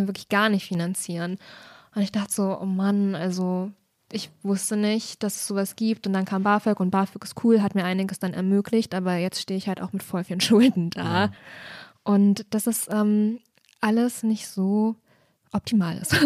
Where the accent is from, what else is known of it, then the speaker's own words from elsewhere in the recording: near Erfurt, Jena, Weimar, Thuringia, Germany; moved away as an adult; also born or lived in Leipzig; ich habe ganz viel meiner Jugend in der Regionalbahn verbracht, ja. weil das ist auf jeden Fall das, was man dann halt so macht, am Wochenende nach Erfurt fahren oder auch mal nach Jena oder nach Weimar